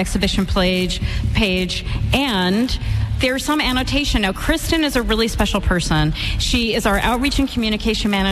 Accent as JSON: {"language": "English", "area": "East End", "region": "New York", "country": "United States", "tie": "born or raised there", "said": "I grew up on the East End, Italian Catholic family, moved into the city, and then moved back out here for this job"}